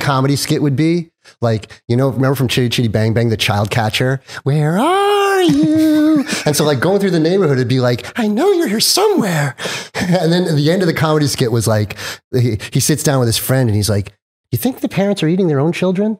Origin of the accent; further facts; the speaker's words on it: Mohegan Lake, New York, United States; moved away as an adult; also born or lived in Long Island, New York; now in California, United States; when I was eight, we moved up to Westchester, a nice little town called Mohegan Lake. And I had this, like, Tom Sawyer, Huck Finn kinda growing up from eight to sixteen.